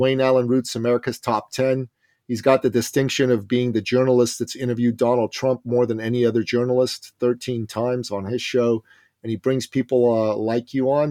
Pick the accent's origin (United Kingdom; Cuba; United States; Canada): Canada; I'm Canadian